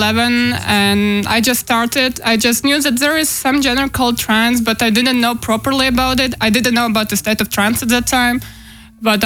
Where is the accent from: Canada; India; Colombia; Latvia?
Latvia; Riga; from Riga, Latvia